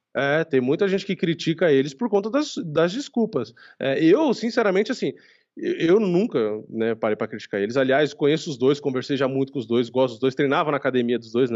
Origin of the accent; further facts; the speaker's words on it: Brazil; eu sou brasileiro